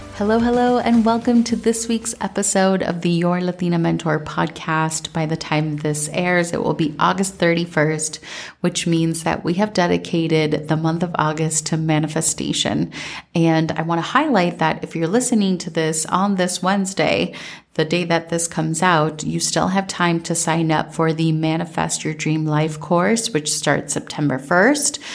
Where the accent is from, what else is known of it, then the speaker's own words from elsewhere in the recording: Minnesota, United States; growing up in Minnesota